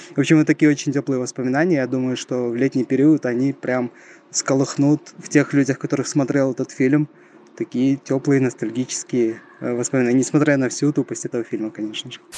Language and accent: Russian; Shymkent, Kazakhstan; я из Казахстана, из самого южного города этой страны, из города Шимкент